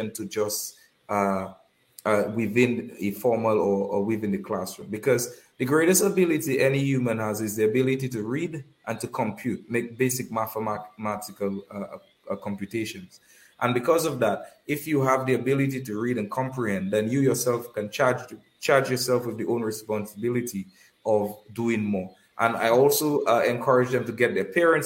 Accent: Kalinago Territory, Saint David, Dominica; Currently, I'm doing that in the Kalinago territory, which is my hometown.

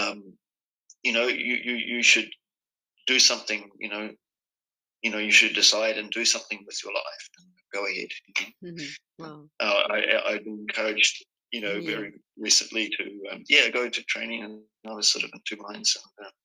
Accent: Auckland, New Zealand; moved away as an adult; also born or lived in Australia / Sweden / South America; I was born in Auckland

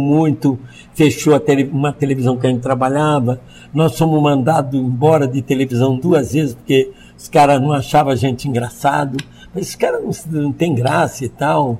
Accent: Niterói, Rio de Janeiro, Brazil; also born or lived in São Paulo; now in Santa Catarina, Brazil; eu tenho cara de baiano, nome de alemão e nasci em Niterói

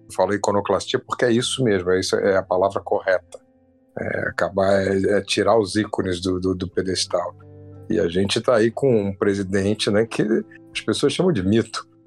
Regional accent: Rio de Janeiro, Brazil; Eu sou carioca, moro no Rio de Janeiro desde sempre

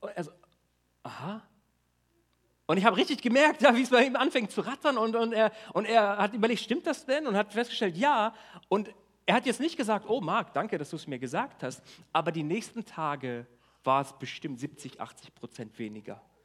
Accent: Germany; wir als Deutsche

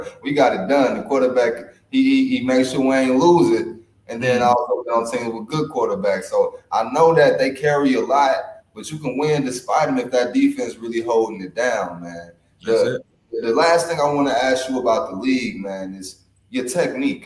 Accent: St. Louis, Missouri, United States; I'm from St. Louis

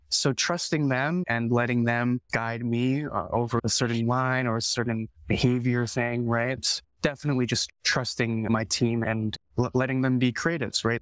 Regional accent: Canada; I was born and raised in Canada

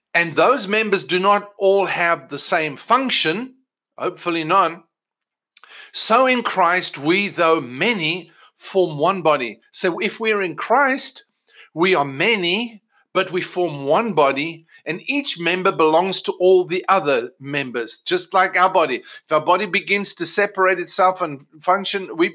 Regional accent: South Africa; moved away as an adult; also born or lived in England; now in United States; Michelle and I were both born in South Africa, born and bred in South Africa.

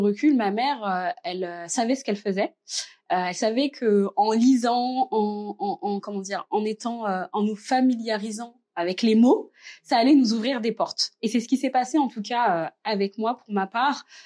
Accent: Reims, Grand Est, France; also born or lived in Verdun; Je suis née dans la petite ville de Verdun, mais j'ai grandi à Reims puisque ma famille et moi, on est arrivés euh, euh, quand j'étais toute petite euh, à Reims, donc en première section de maternelle.

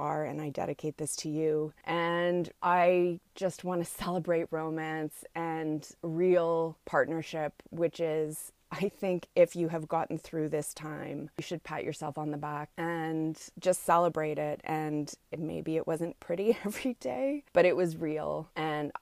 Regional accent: Montreal, Quebec, Canada; from my hometown of Montreal

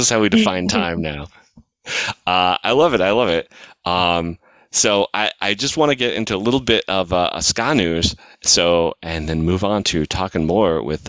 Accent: Midwest, United States; now in Los Angeles, United States; I grew up in the Midwest and in the rural Midwest, and there was an apple orchard not too far.

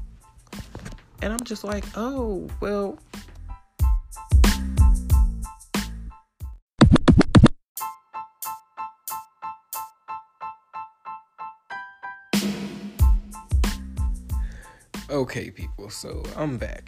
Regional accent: a small town right outside of Chicago, Illinois, United States; I'm from a small town right outside of Chicago

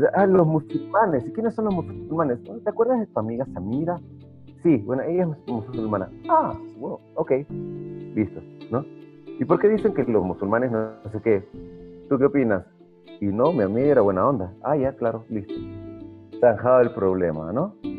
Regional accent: Peru; habiendo vivido muchos, muchos, muchos años de, mi infancia en Perú

